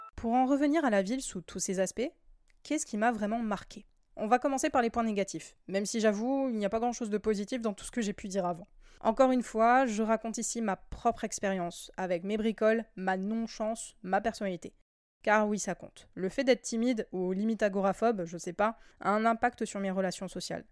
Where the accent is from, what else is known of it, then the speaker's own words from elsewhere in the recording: France; chez nous en France